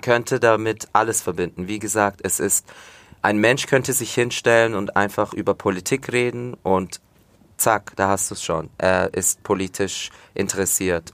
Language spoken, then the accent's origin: German; Fürth, Bavaria, Germany; also born or lived in Komotini, Greece (family's village); Aber Fürth, ja, Schule, wie gesagt, im Fürther Krankenhaus geboren, aufgewachsen, immer noch hier wohnen